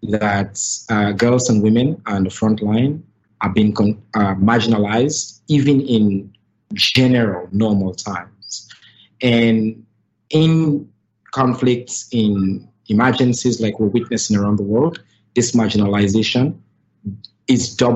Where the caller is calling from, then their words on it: Sierra Leone; I'm joining you from Sierra Leone, and Purposeful is a global organization. We're based here um, in Sierra Leone